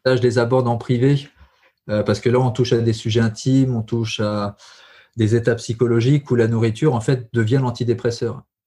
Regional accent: Allier, Auvergne-Rhône-Alpes, France; je suis originaire de l'Allier

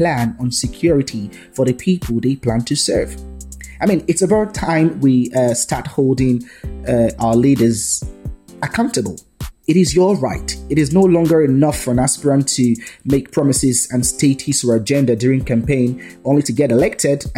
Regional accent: Edo, Nigeria; I am from Edo State, well, Ishan by tribe precisely. I was born here

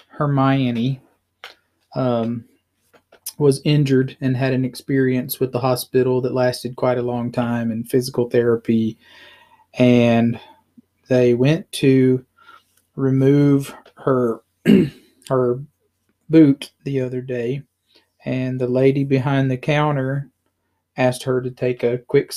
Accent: South Arkansas, United States; I grew up in the Church of Christ in a really small town in South Arkansas

